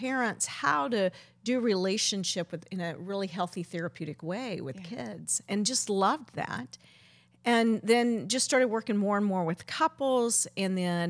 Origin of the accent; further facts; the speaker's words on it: Zambia; You know, Debbie, we're from Zambia, and we didn't talk about it.